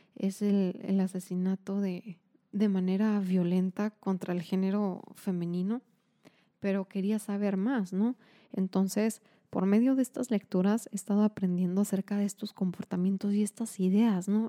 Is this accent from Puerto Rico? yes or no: no; Mexico; como mexicanos